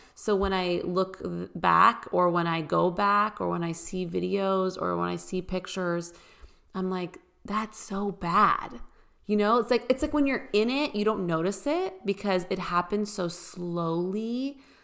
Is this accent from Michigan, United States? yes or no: no; California, United States; moved away as an adult; also born or lived in Bay Area, California; now in Nashville, United States; I grew up obviously in California